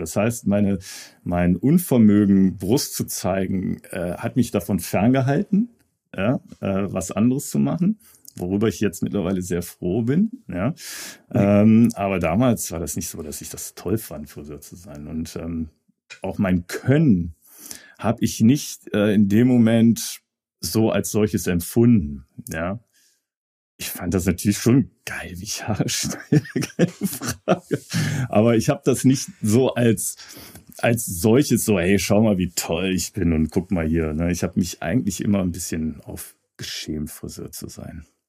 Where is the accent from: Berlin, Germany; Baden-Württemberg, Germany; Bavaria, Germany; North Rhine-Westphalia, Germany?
North Rhine-Westphalia, Germany; Hahn near Düsseldorf; moved away as an adult; also born or lived in London / Hamburg; ich will jetzt nicht wieder dahin zurück, wo ich herkomme. Ne? So Hahn mhm. bei Düsseldorf